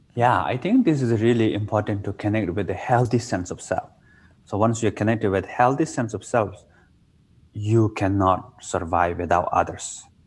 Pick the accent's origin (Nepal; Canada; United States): Nepal; in my hometown, I was born in Nepal in the Himalaya mountain.